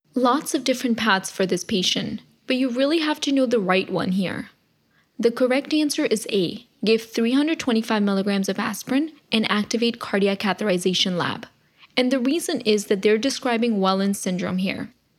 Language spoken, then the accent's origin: English; New Jersey, United States; my home state, New Jersey